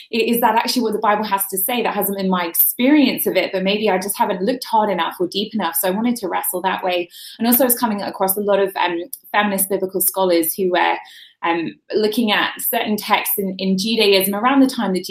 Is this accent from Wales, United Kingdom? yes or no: no; London, United Kingdom; moved away as an adult; now in United States; where I grew up in London was so secular